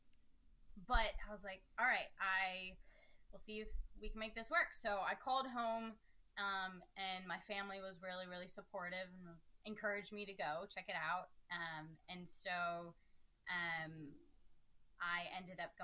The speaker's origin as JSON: {"language": "English", "town": "Steubenville", "region": "Ohio", "country": "United States", "said": "they knew I was from Steubenville"}